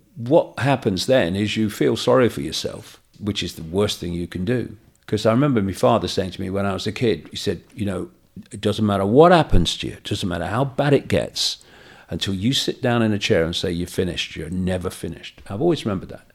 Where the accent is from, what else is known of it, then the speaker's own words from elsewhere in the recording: Leicester, East Midlands, United Kingdom; moved away; my uh, house where I was brought up in Leicester